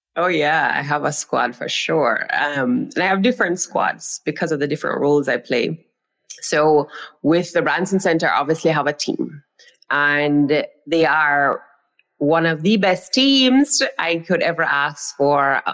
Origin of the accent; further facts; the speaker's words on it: Jamaica; I am from Jamaica. That's the island that I am speaking to you all from